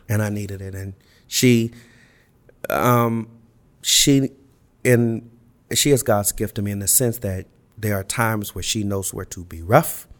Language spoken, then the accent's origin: English; Los Angeles, California, United States; I grew up in Los Angeles